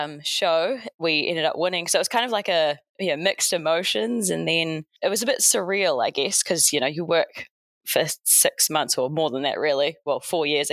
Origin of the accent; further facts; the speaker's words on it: Hawke's Bay, New Zealand; moved away as an adult; also born or lived in United States; now in Auckland, New Zealand; I moved back home to my hometown in Hawke's Bay.